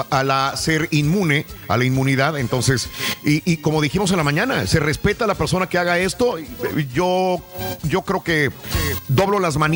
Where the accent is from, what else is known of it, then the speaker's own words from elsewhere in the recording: Monclova, Coahuila, Mexico; Soy de Monclova, sí, es que si no lo aguantan es muy irreverente